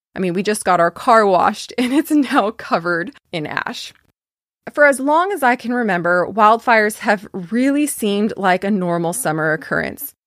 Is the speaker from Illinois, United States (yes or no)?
no; Fairfield, California, United States; I am from California, as you probably know by now. I grew up in a city called Fairfield